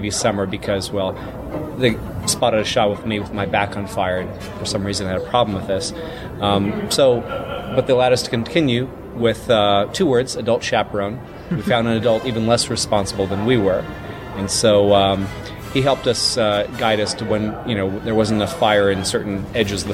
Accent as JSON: {"language": "English", "region": "Mississippi", "country": "United States", "tie": "born or raised there"}